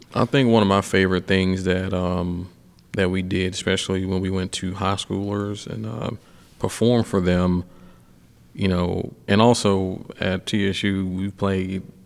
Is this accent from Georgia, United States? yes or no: yes; Atlanta, Georgia, United States; I'm a kid from Atlanta